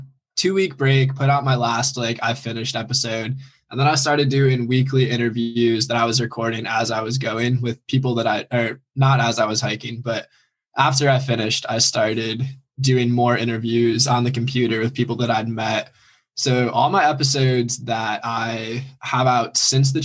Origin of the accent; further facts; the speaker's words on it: New York, United States; I'm from New York, not California